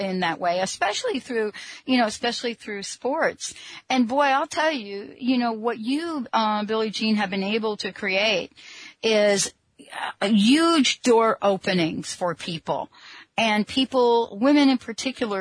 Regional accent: New York City, New York, United States; I'm actually was born in the Bronx, so I'm actually from New York.

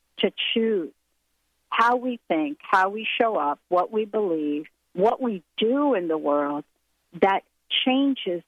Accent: New Jersey, United States; now in Seattle, United States; where I am on the East Coast is back in my hometown, grew up here in New Jersey

